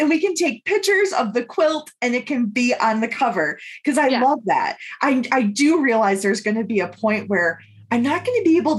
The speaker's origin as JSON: {"language": "English", "region": "Michigan", "country": "United States", "tie": "born or raised there", "moved": "yes", "said": "my home state of Michigan. So I finished this quilt and we went home to Michigan"}